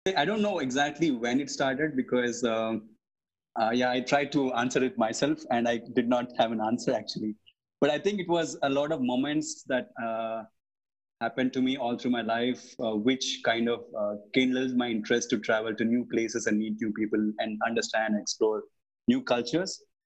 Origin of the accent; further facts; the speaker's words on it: India; as an Indian uh, passport holder